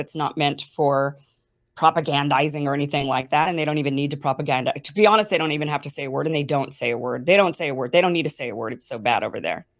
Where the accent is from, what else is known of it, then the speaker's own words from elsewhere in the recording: United States; growing up in the United States